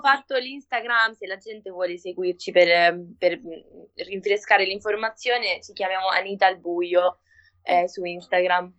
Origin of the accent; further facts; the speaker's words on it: Argentina; Italian is a second language; moved away as an adult; now in Rome, Italy; ero appena arrivata in Italia perché io sono argentina